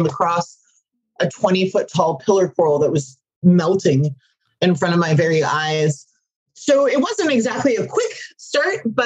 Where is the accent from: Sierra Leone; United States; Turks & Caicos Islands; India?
Turks & Caicos Islands; growing up in the Turks and Caicos, there weren't many things for us